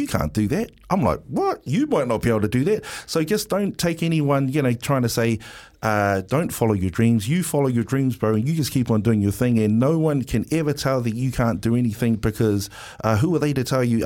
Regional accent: Wellington, New Zealand; I'm from Wellie.

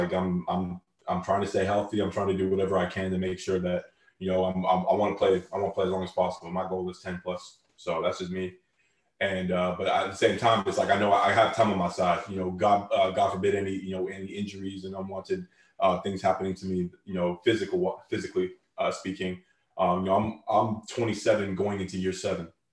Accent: Canada; Canada. Like, that's my home country, born and raised

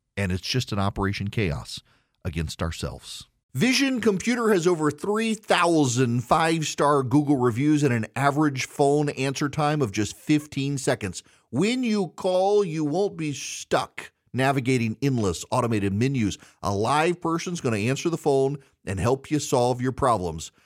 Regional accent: Louisiana, United States; I'm from Louisiana

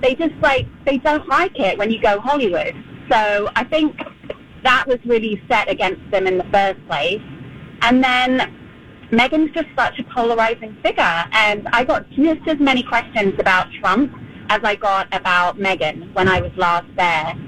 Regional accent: London, United Kingdom; moved away as an adult; I was born and raised in London. I left when I was 21.

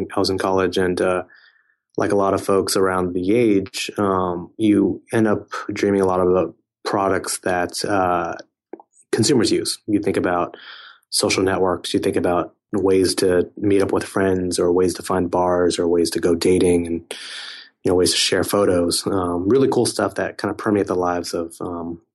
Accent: Silicon Valley, California, United States; I grew up around a lot of technology companies growing up in Silicon Valley

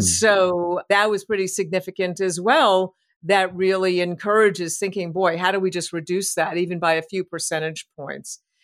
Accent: New York City, New York, United States; moved away; I'm from New York City originally.

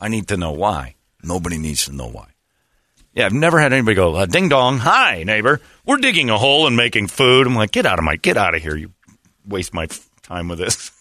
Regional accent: Indiana, United States; moved away; I'm from Indiana.

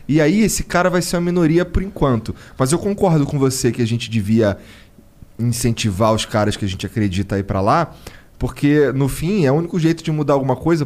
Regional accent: Rio de Janeiro, Brazil; eu sou do Rio, lá de uma área muito fodida

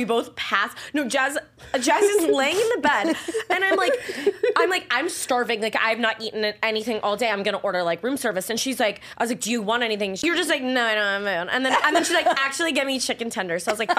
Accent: Virginia, United States; Well, you know what? I am a redneck. I'm from Virginia.

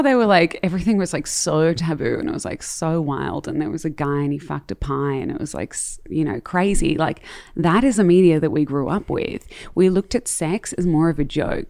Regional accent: Melbourne, Victoria, Australia; I grew up in Melbourne, in Marambina, and I have Dutch parents

